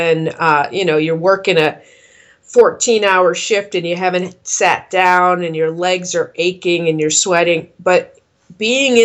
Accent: East Coast, United States; moved away as an adult; now in Colorado, United States; I had kind of BS'd my way in as an executive chef at a little tiny restaurant at a place back east near my hometown

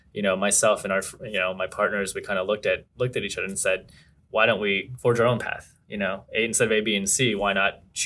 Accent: Mississauga, Ontario, Canada; now in Boston, United States; I grew up in Canada in sort of this town called Mississauga, which is like outside

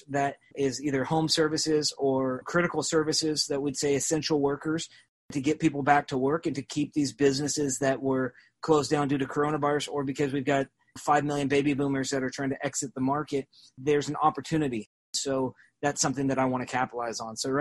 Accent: Salem, Oregon, United States; now in Springfield, United States; I grew up in Salem, Oregon, and went to public school

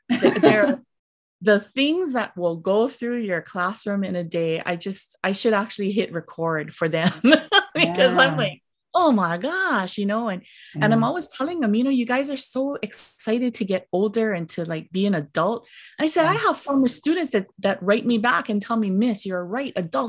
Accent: Kailua, Hawaii, United States; I grew up in Kailua, which is on the windward side of the island of Oahu. And they're a very middle-class neighborhood, very, mm-hmm, you know, very middle-class.

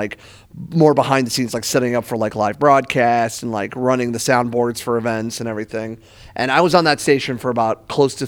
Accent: Akron, Ohio, United States; moved away as an adult; also born or lived in Toledo, Ohio; I'm originally from Akron, Ohio

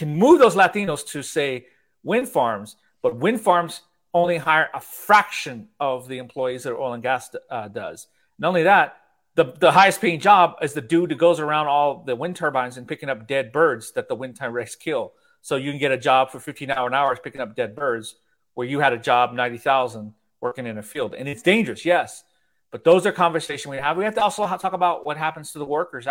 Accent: Houston, Texas, United States; also born or lived in New York; I grew up in the Alden area, in Erica's Homes, Inwood Forest, Greenfield Village, that area. And I went to Eisenhower High School

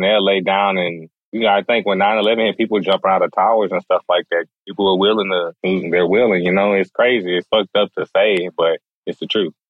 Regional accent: Galveston, Texas, United States; I had white friends growing up in Galveston

